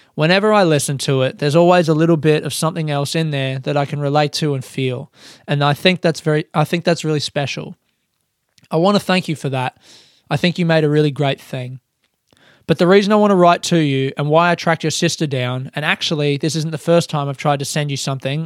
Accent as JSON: {"language": "English", "town": "Adelaide", "region": "South Australia", "country": "Australia", "moved": "as an adult", "lives_now": "Melbourne, Australia", "said": "I'm a comedian from Adelaide, Australia, living in Melbourne"}